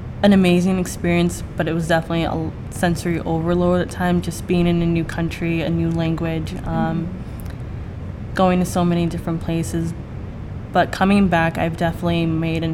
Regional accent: Rhode Island, United States; moved away as an adult; now in Boston, United States; I'm from Rhode Island, so I'm not too far away from home.

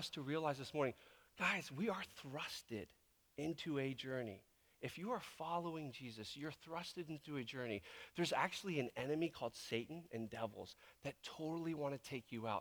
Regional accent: Virginia Beach, Virginia, United States; now in Tacoma, United States; back in Virginia Beach is where I grew up

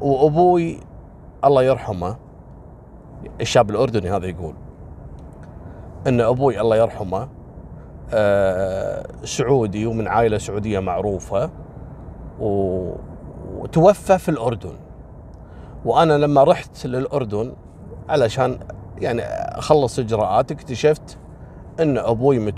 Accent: Kuwait; وكذلك عندنا في الكويت مثل الجهره والحميدي

